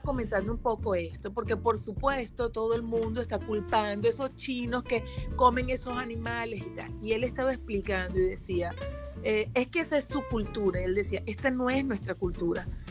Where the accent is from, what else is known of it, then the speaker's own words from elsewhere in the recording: Venezuela; yo soy venezolana